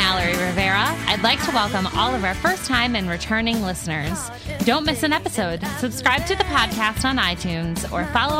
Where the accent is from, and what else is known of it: Canada